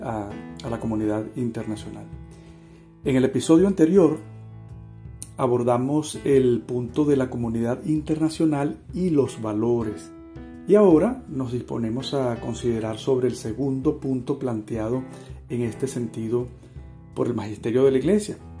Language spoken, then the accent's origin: Spanish; Venezuela; yo soy venezolano, más o menos delgado, calvo, un poquito alto